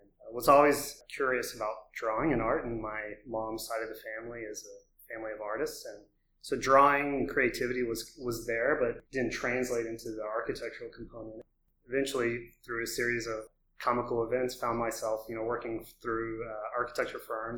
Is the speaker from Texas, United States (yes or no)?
yes; Austin, Texas, United States; I grew up in Austin, so I'm the rainbow unicorn in the city.